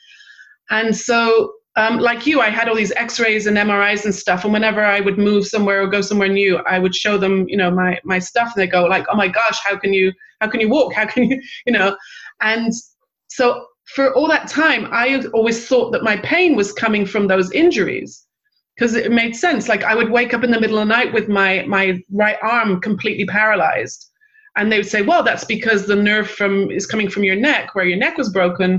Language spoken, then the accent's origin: English; England, United Kingdom; also born or lived in Manchester / London; I grew up in England and I lived in Manchester back in the early 80s